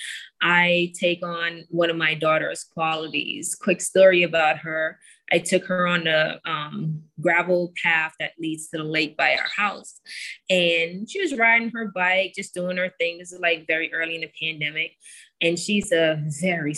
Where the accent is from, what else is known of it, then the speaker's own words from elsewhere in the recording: Jamaica; I am a farm girl. I grew up in Jamaica